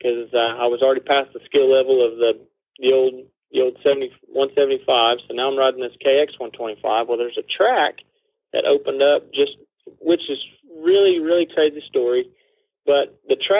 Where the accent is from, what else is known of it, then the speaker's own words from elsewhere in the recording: Claremore, Oklahoma, United States; also born or lived in Bartlesville, Oklahoma / Dewey, Oklahoma / Sperry, Oklahoma; I was born in Claremore, Oklahoma.